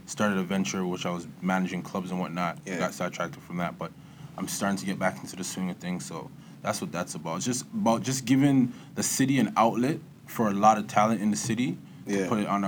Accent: Toronto, Ontario, Canada; also born or lived in London, Ontario; now in Ajax, Canada; I grew up in the East End. Was really came down from London when I was a little kid. Came down to the West End by Kipling and Albion. Then I moved to Scarborough when I was about 8. Moved to the east side of Scarborough. And yeah, Galloway to be specific.

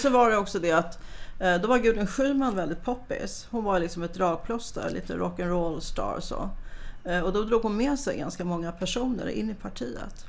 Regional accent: Stockholm, Stockholm County, Sweden; Jag kommer från Gubbängen, samma linje ungefär som Stefan Sundström

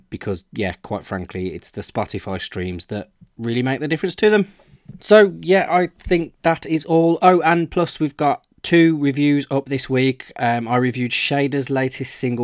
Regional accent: Birmingham, West Midlands, United Kingdom; I'm from Birmingham and I really like to push local bands in my area

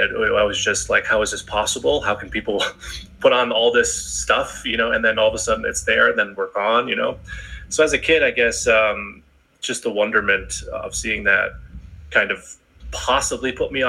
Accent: Connecticut, United States; also born or lived in Boston, Massachusetts; I was born in Connecticut. But I've been in New England my whole life. So half of my life was in Connecticut, the other half was in Boston.

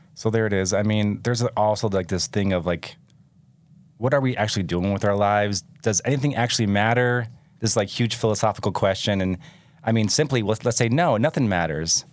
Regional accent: Michigan, United States; moved away as an adult; also born or lived in California; now in Utah, United States; I grew up in Michigan.

